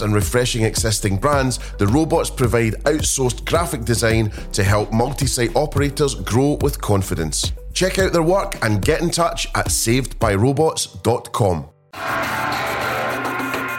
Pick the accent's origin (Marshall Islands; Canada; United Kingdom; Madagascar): United Kingdom; Scotland; I'm obviously Scottish